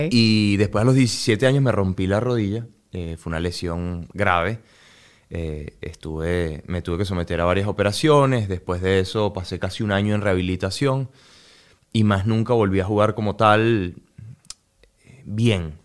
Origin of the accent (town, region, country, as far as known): Venezuela; moved away